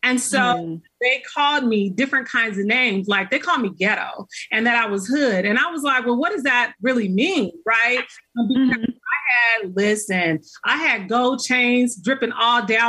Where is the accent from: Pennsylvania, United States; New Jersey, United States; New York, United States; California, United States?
California, United States; Los Angeles; I grew up in South Central